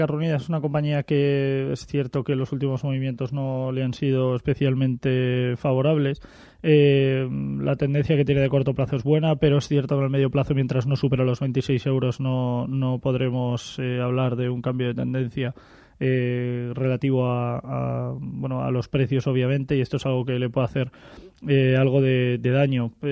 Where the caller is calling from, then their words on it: Madrid, Community of Madrid, Spain; Hola, buenos días.